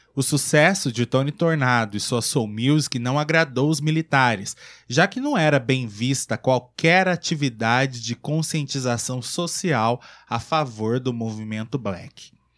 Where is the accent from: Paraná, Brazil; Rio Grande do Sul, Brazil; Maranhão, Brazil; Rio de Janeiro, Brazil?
Rio de Janeiro, Brazil; eu sou carioca